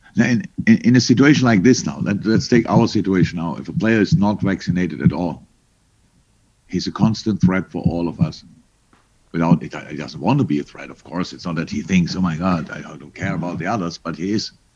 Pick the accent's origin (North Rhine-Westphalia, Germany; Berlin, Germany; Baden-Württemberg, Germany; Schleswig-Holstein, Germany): Berlin, Germany; als Berliner